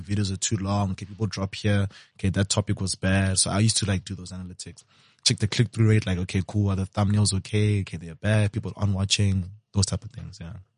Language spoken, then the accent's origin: English; Limpopo, South Africa; I'm from Limsa, and I know a lot of people with taverns in Limpopo